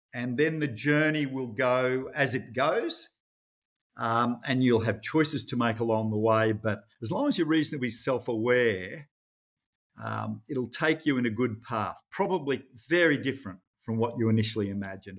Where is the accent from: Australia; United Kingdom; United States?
Australia; Rockhampton, Queensland; I grew up in Rockhampton, actually, in central Queensland.